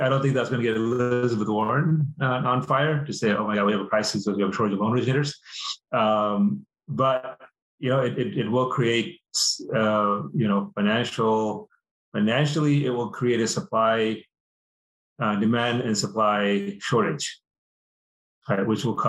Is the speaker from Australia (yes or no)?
no; India; moved away; We immigrated from India.